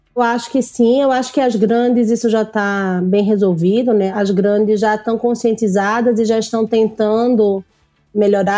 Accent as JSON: {"language": "Portuguese", "region": "Northeast Region", "country": "Brazil", "tie": "born or raised there", "said": "eu sou nordestina. Eu fiz faculdade no Nordeste. A minha faculdade eu fiz Católica de Pernambuco"}